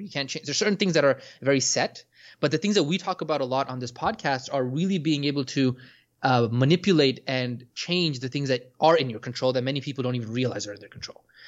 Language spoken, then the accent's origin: English; Orlando, Florida, United States; I was growing up in Orlando